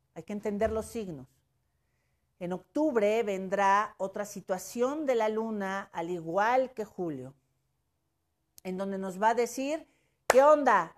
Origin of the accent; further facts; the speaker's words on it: Puebla, Mexico; como mujer, como poblana y como mexicana